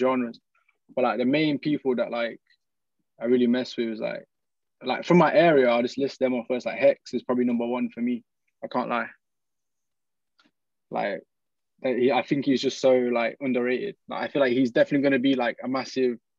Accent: Oxford, South East England, United Kingdom; I was born in Oxford

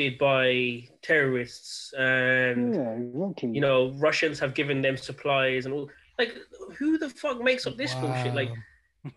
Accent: India; as an Indian

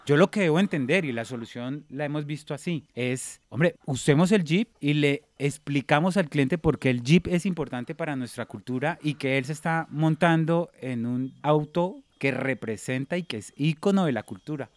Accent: Neiva, Huila, Colombia; moved away as an adult; yo vengo de la ciudad de Neiva, en, el departamento del Huila

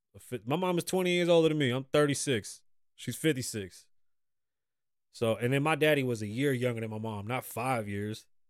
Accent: New York City, New York, United States; now in Las Vegas, United States; I grew up in the Bronx

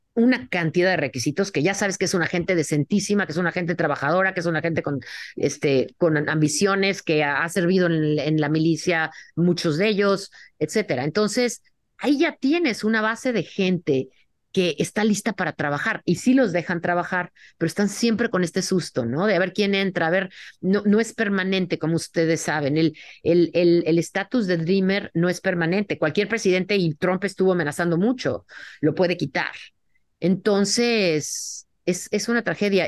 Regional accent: Mexico City, Mexico; moved away as an adult; now in United States; crecí en la Ciudad de México y fui también a la universidad en, la Ciudad de México

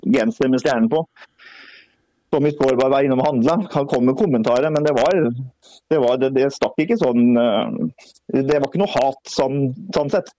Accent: Greåker, Østfold, Norway; jeg er, er jo fra Greåker

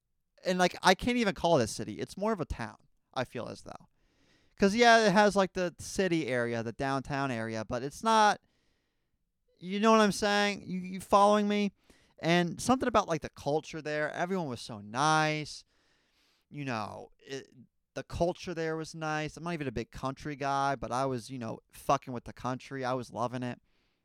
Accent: Raleigh, North Carolina, United States; born there; also born or lived in New Jersey; something you guys don't know about me is I was born in the South. There's something in my blood. Something with, like, astrology or something. With, like, your chart, it matters where you were born. I mean, I was born in Raleigh, North Carolina, man.

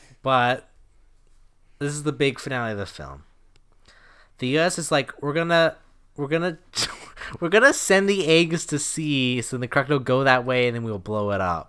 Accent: Florida, United States; And because I'm from Florida, I know it's underneath.

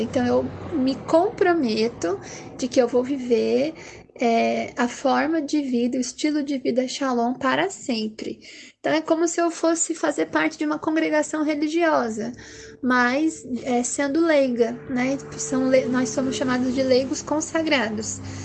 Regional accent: Curitiba, Paraná, Brazil; eu sou aqui de Curitiba, moro e nasci aqui também

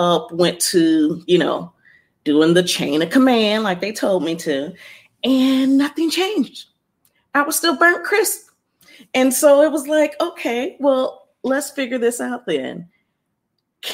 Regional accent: Ohio, United States; moved away as an adult; also born or lived in Columbus, Ohio; now in Los Angeles, United States; I'm from Ohio. I'm now in LA, downtown Los Angeles.

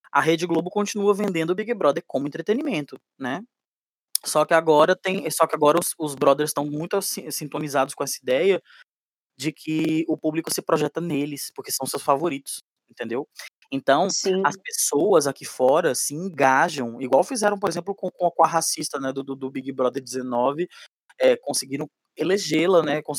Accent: São Luís, Maranhão, Brazil; Eu sou de família paraibana e maranhense, eu fui criado no, no, no, em São Luís do Maranhão.

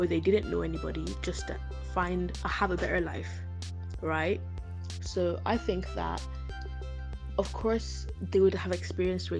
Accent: Ireland; I was born in Ireland, right? I've lived here for 18 years.

